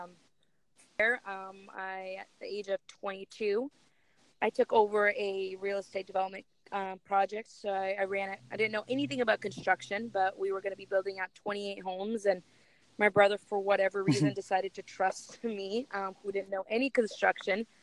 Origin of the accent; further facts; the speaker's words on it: Russia; now in United States; I was born in Russia. So I moved to America about 19 years ago